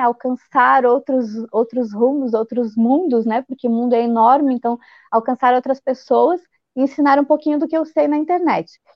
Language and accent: Portuguese; Blumenau, Santa Catarina, Brazil; eu sou de Blumenau, Santa Catarina, e ah. aqui a nossa terrinha é a terra da Oktoberfest